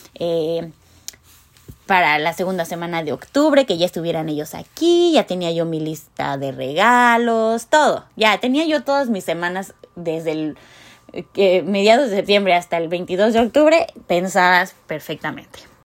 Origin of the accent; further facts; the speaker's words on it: Mexico; moved away; yo soy de México